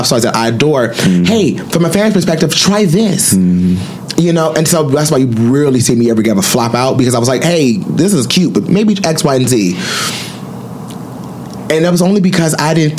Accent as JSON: {"language": "English", "town": "Detroit", "region": "Michigan", "country": "United States", "said": "I'm from Detroit and black, dark skinned"}